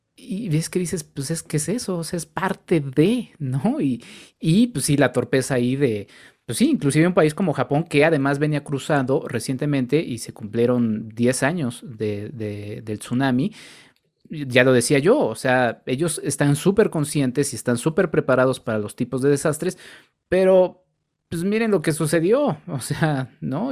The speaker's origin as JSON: {"language": "Spanish", "country": "Mexico", "said": "como mexicanos"}